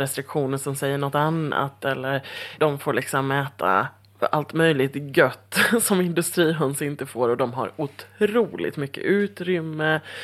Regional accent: Halmstad, Halland County, Sweden; moved away; jag är ju från Halmstad från början

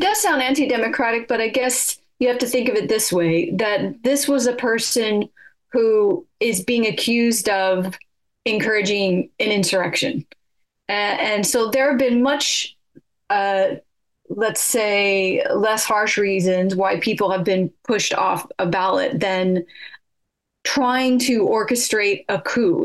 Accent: California, United States; moved away as an adult; now in United Kingdom; I'm from California

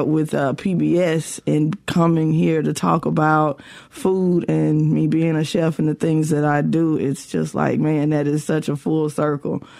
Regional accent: West Point, Mississippi, United States; growing up in West Point during the summers

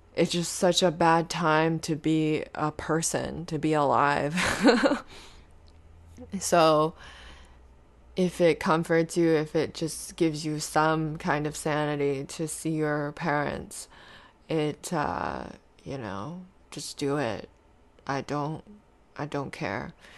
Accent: Canada; we're Canadian

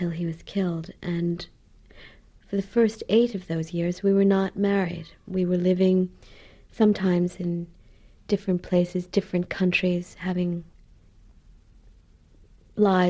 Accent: Rhode Island, United States; moved away as an adult; now in Ireland; I grew up in New England, in the state of Rhode Island, and my family are Irish

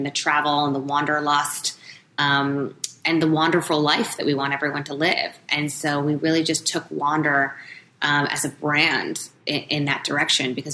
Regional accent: New York, United States; being a New Yorker

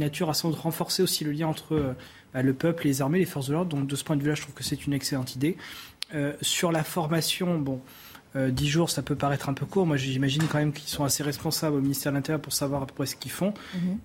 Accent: Brittany, France; surtout dans le Morbihan, là d'où je viens

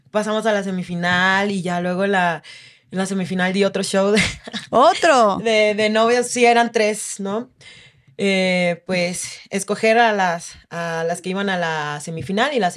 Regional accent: Oaxaca, Mexico; Yo soy de Oaxaca

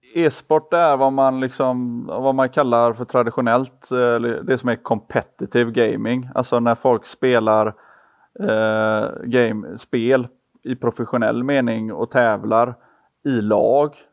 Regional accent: Gothenburg, Västra Götaland, Sweden; vi är alla från Göteborg

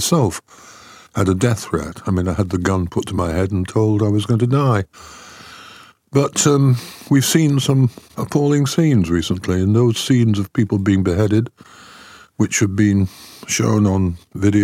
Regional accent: Styal, North West England, United Kingdom; I grew up in style. But S-T-Y-L-E is the name of a small Cheshire village near Wilmslow

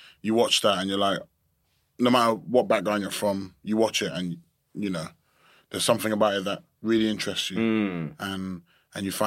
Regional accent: London, United Kingdom; I grew up in Battersea

